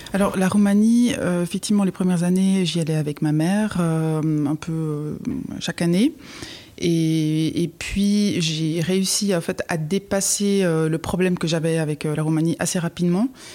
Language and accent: French; Fribourg, Switzerland; also born or lived in Galați, Romania; je suis aussi fribourgeoise, j'ai grandi donc en Suisse, mais je ne suis pas née en Suisse.